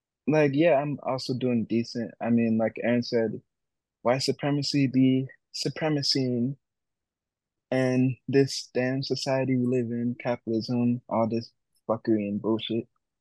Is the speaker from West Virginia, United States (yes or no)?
no; Northern Illinois, United States; I'm a second generation Ghanaian, born and raised in Northern Illinois, among these cornfield Caucasians.